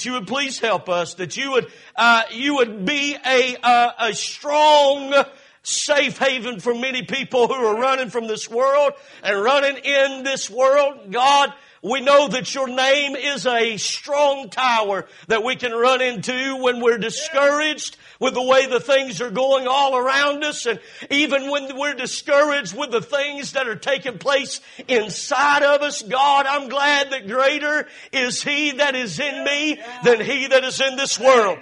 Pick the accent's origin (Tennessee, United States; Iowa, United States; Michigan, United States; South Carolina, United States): South Carolina, United States; Cowpens; moved away; 2 miles from here is where I was born and raised and lived in Cowpens, South Carolina